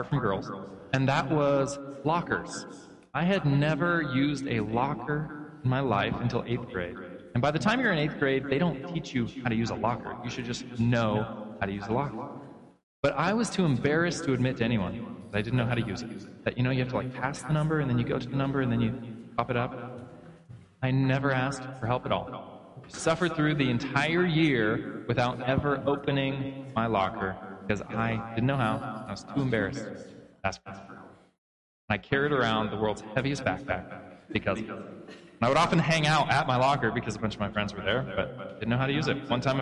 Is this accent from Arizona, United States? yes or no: no; Oregon, United States; growing up in Oregon